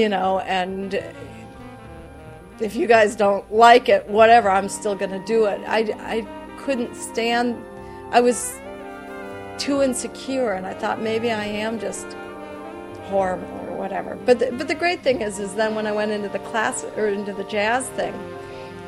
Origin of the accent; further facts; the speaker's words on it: Southwest Minnesota, United States; I'm from the Midwest. I'm from Southwest Minnesota.